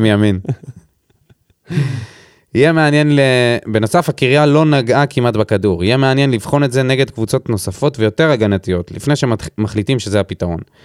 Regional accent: Beersheba, Southern District, Israel; גדלתי בבאר שבע

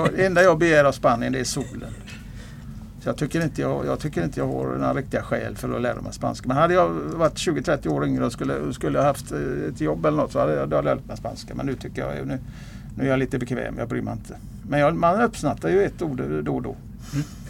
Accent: Gothenburg, Västra Götaland, Sweden; also born or lived in Kungsbacka / Älvsåker; now in Mölndal, Sweden; Så att jag är född i eh, östra Göteborg och uppväxt i norra Göteborg, nordöstra Göteborg, Kviberg, Kotterhåla

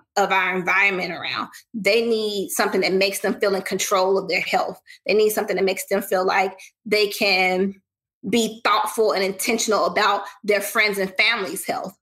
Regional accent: the South, United States; I'm a Southerner

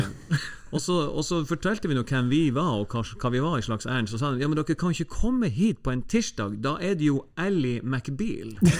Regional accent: Tromsø, Troms, Norway; vi er nordlendinger og, og tromsøværinger

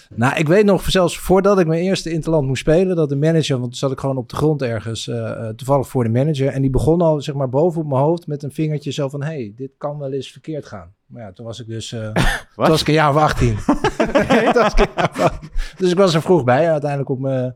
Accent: Egmond, North Holland, Netherlands; ik kom uit Egmond en daar waren we echt het enige gezin dat hockeyde

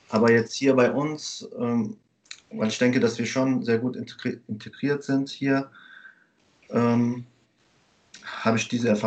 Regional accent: Germany; Ich lebe in Bulley an der Mosel. Ähm, ich bin in Deutschland geboren und aufgewachsen, ähm, bin verheiratet und habe eine Tochter.

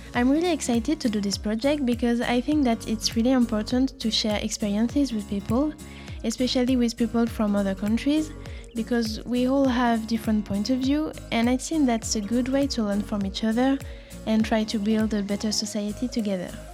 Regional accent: France; I'm from France

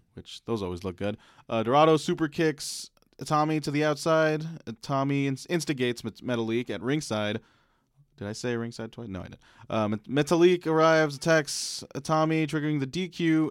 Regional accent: Philippines; as a Filipino male

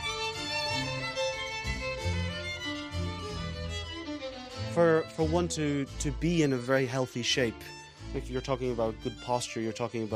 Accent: Kilkenny, Leinster, Ireland; also born or lived in Dublin, Ireland / London, United Kingdom / Switzerland; I'm a violinist. I'm from Kilkenny in Ireland

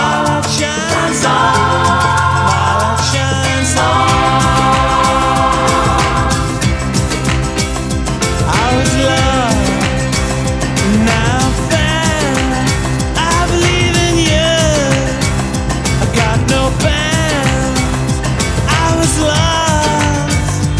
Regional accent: Saint-Étienne, Auvergne-Rhône-Alpes, France; I grew up in town in France, it's called Saint-Étienne.

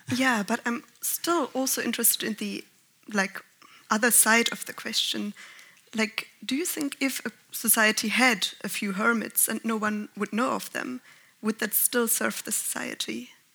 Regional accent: Germany; I'm from Germany

